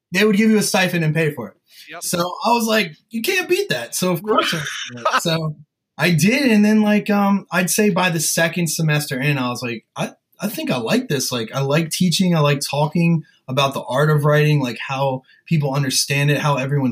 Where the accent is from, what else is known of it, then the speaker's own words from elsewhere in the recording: Sussex County, Delaware, United States; we're both from like Sussex County, Delaware and like lower Maryland area on the Eastern Shore